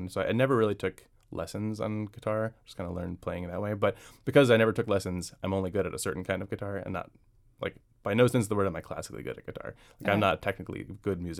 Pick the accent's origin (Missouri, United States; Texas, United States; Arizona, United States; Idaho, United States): Missouri, United States; St. Louis; moved away as an adult; now in Washington, D.C., United States; I'm from St. Louis, and I grew up in the Midwest till I was 25, finished law school and moved here